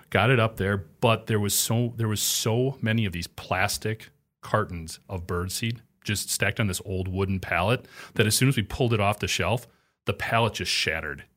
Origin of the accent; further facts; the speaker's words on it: Juneau, Wisconsin, United States; there was a factory growing up in Juneau, Wisconsin